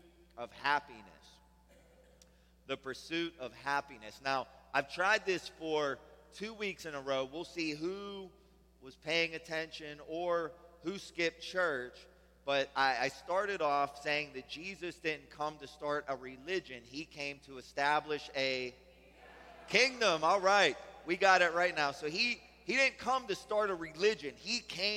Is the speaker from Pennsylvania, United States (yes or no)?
yes; Pittsburgh, Pennsylvania, United States; also born or lived in Germany; We're from Pittsburgh. We eat pierogies, right? Old ladies wear babushkas. We say yins.